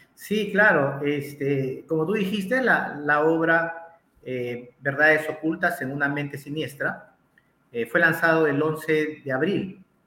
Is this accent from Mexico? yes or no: no; Lima, Peru; soy natural de Lima, eh, exactamente nací en Perú